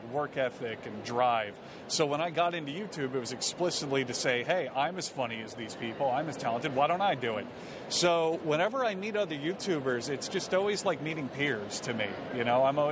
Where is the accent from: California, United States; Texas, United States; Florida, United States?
Florida, United States; South; now in Tampa, United States; I grew up in South Florida and then moved to Tampa in... 2017